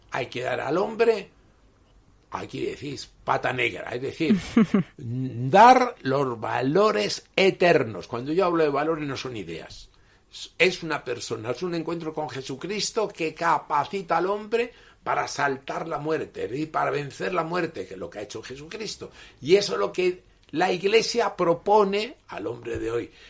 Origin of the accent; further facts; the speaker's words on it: Callao, Peru; yo vengo de Callao, de Perú, donde se están muriendo como moscas, ¿no? No tenemos ni mascarilla.